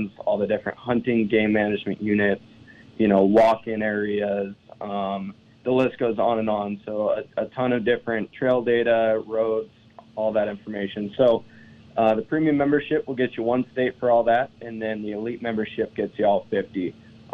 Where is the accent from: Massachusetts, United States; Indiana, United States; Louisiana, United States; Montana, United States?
Montana, United States; eastern; Born and raised in Montana, on the other side of the state in eastern Montana